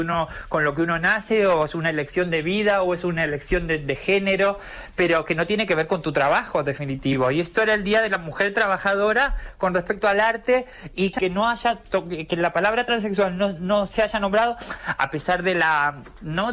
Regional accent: Argentina; now in Spain; vengo como de, Argentina, donde no tenemos, donde no tenemos realeza

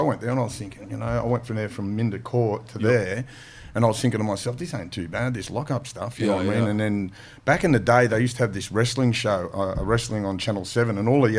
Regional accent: Mount Druitt, New South Wales, Australia; Growing up in Mount Druitt

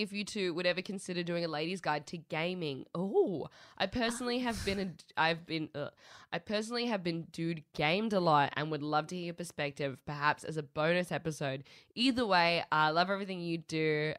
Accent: Australia; because we are Australian.

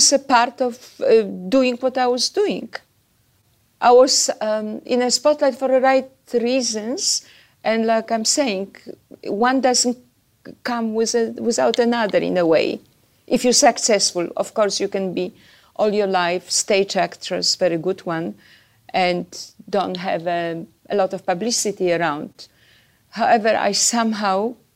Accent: Warsaw, Masovian Voivodeship, Poland; moved away as an adult; I was born in Poland. I had a very beautiful childhood. I grew up in Warsaw.

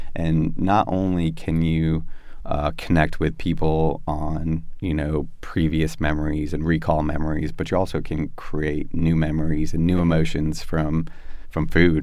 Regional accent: Florida, United States; moved away as an adult; also born or lived in South Carolina; growing up in Florida, like you don't see farms

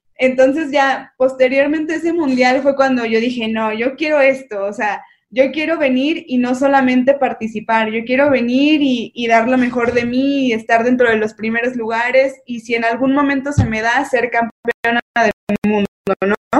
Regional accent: Mexico

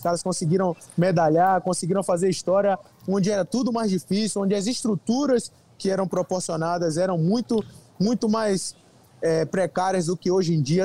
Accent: Brazil; na minha terra, onde eu recebo a maior parte do, do carinho do público brasileiro, onde eu convivo, onde eu moro

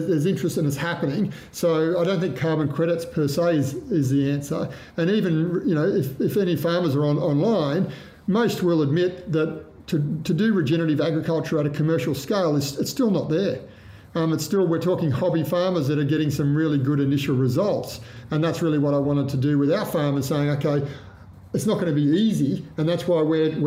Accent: Cowra, New South Wales, Australia; I grew up in Cowra in Western New South Wales

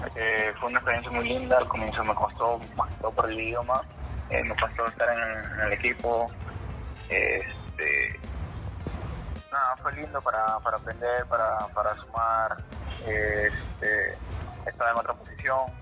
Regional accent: Pisco, Ica, Peru; moved away; Pisco lo más, lo más lindo es la tierra que me a nacer

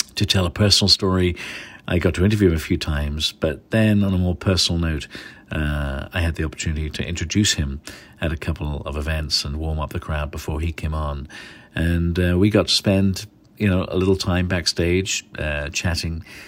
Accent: England, United Kingdom; now in San Francisco, United States; I've gotta go with my home country.

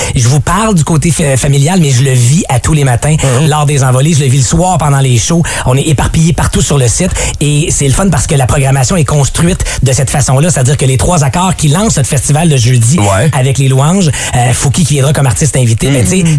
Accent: Outaouais, Quebec, Canada; now in Montreal, Canada; j'ai quitté l'Outaouais parce que le métier que je voulais pratiquer, ça se passait de l'autre bord à Montréal

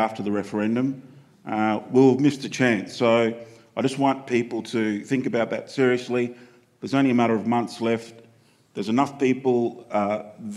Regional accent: Darnley Island, Torres Strait, Queensland, Australia; I'm from the Torres Strait, Darnley Island.

